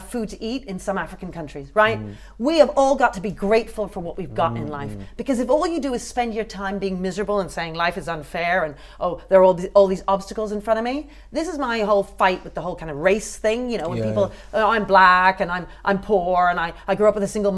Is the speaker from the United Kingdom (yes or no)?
yes; United Kingdom; that doesn't mean I don't love it as my country